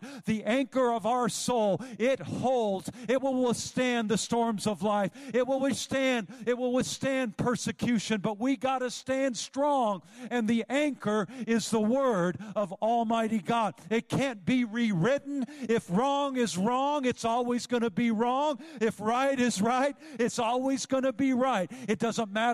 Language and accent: English; Northern California, United States; Growing up in Northern California, I used to tube the Feather River